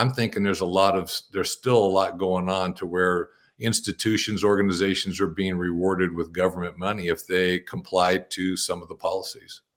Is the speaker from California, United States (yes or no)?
yes; Bakersfield, California, United States; now in Sisters, United States; I grew up in the Central Valley of, of California and Bakersfield